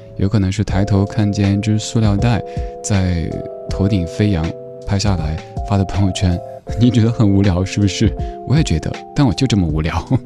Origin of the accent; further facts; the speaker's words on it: southern China, China; moved away as an adult; now in Beijing, China; 作为一个南方人，以前真的是不分东西南北的